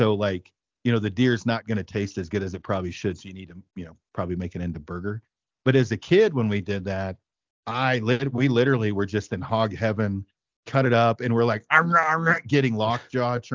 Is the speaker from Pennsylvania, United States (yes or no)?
no; Detroit, Oregon, United States; I'm from Detroit Lake, Oregon, and it's 200 people in the middle of the Cascades